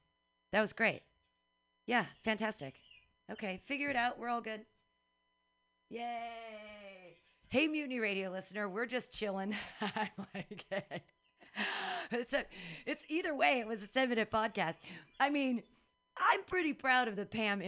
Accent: Danville, United States; I grew up in Danville

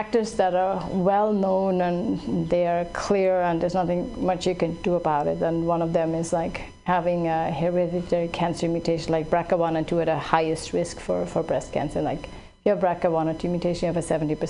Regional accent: Switzerland; now in California, United States; I grew up in Switzerland

